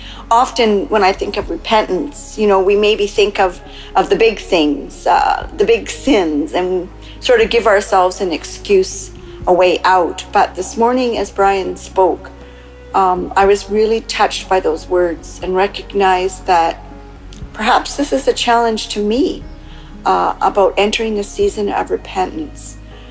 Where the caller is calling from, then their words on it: Canada; from Canada calling, except I'm calling in from Mexico.